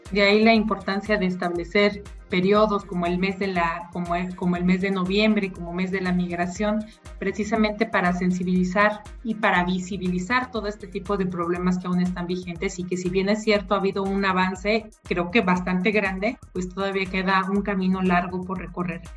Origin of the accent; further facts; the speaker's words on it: Mexico; entre nosotros como mexicanos